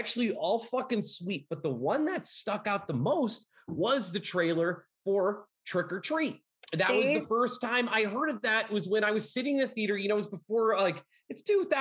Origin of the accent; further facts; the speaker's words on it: Pennsylvania, United States; I'm from Pennsylvania.